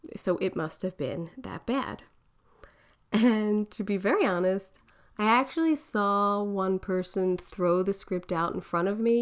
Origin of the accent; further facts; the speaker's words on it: Philadelphia, Pennsylvania, United States; accent: Philly; my Philly accent